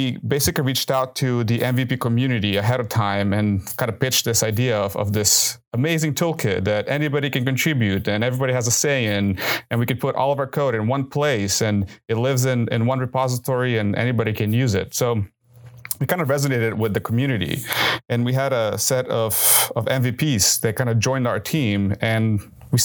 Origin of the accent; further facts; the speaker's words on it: Southern California, United States; moved away; I grew up in Southern California